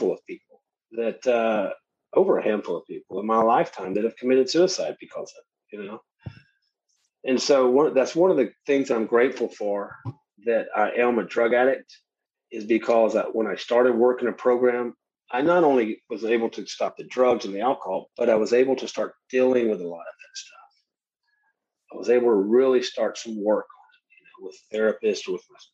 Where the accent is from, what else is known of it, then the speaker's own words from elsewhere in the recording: Shreveport, Louisiana, United States; Growing up in Shreveport, Louisiana